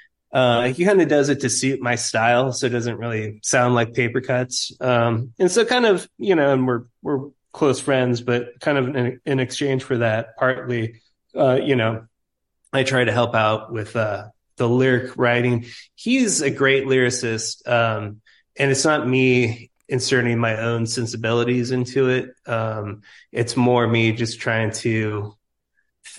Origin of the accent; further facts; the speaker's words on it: East Bay Area, California, United States; also born or lived in San Francisco; now in Humboldt, United States; I'm from the Bay Area. Originally, I was from the East Bay Area.